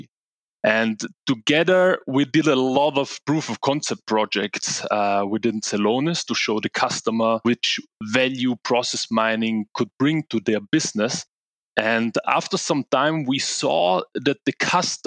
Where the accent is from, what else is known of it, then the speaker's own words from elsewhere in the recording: Italy; moved away as an adult; now in Munich, Germany; I'm originally from Italy.